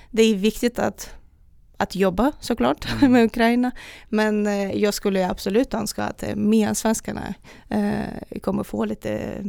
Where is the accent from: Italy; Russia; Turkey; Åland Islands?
Russia; Republic of Karelia; born there; Ja, eh, jag föddes i Karelen, eh, norra Ryssland, eh, nära finska gränser.